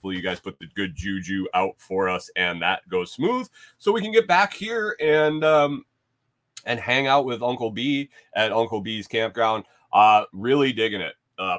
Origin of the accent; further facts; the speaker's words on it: Bath, New York, United States; Where are you from? I'm from New York. Oh, Manhattan? Mm-mm. Bath. 8,000 people, ma'am. Not New York City.